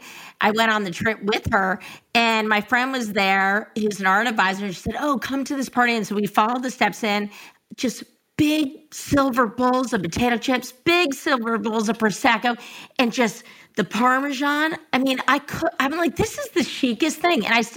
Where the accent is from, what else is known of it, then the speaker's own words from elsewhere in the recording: Connecticut, United States; I grew up in Connecticut, and I'm one of six children.